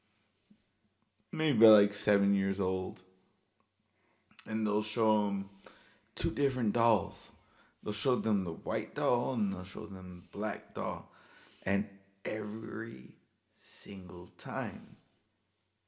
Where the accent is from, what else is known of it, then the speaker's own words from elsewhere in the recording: El Paso, Texas, United States; I grew up in El Paso, Texas